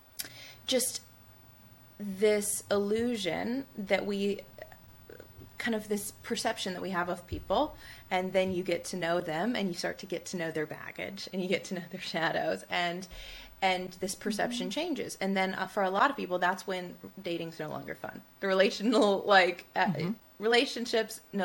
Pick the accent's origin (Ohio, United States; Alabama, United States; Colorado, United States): Alabama, United States; Tuscaloosa; growing up where I grew up in Tuscaloosa, Alabama, in the Bible Belt